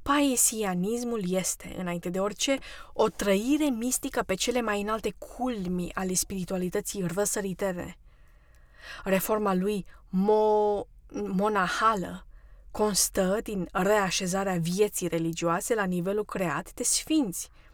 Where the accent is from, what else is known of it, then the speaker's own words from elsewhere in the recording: Romania; now in United States; Eu am fost născută ortodoxă, pentru că sunt româncă